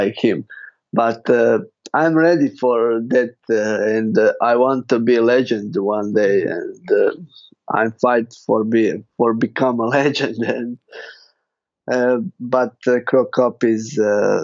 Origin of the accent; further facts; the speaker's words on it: Zagreb, City of Zagreb, Croatia; English is a second language; I fight in my hometown